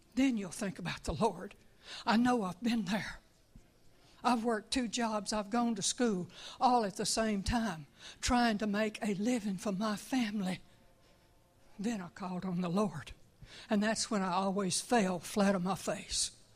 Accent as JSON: {"language": "English", "town": "Tucson", "region": "Arizona", "country": "United States", "moved": "yes", "lives_now": "Mississippi, United States", "said": "I'm originally from Tucson, Arizona"}